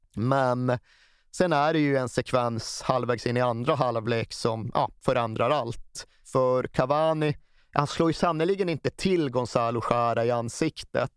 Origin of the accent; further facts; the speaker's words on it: Sweden; som svenskar